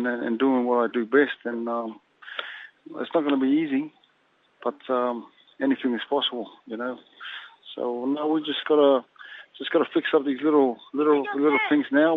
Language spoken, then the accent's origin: English; Samoa; I'm from that side, I'm from Samoa